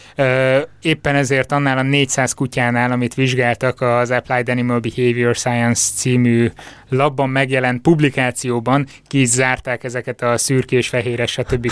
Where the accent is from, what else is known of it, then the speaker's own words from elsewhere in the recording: Borsod-Abaúj-Zemplén, Hungary; meg én is Észak-Magyarországról származunk